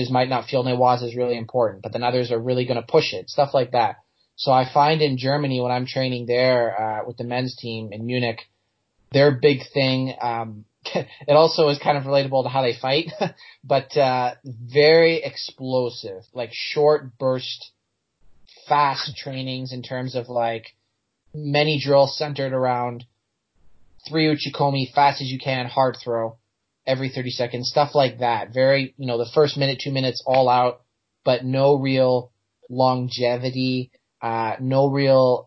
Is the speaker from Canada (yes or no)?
yes; Canada